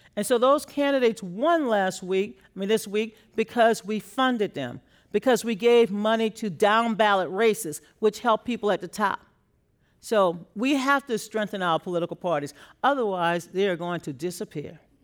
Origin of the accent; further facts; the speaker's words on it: Louisiana, United States; I grew up in Louisiana